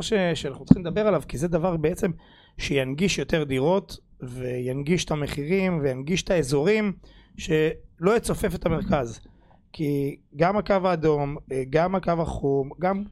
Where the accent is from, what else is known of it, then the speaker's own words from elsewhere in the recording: Rishon LeZion, Central District, Israel; אני גדלתי ברוביץ', אחלה שכונה.